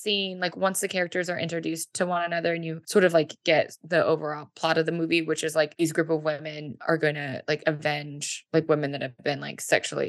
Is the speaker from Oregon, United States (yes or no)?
yes; Portland, Oregon, United States; I didn't realize that Foxfire was shot here in my hometown.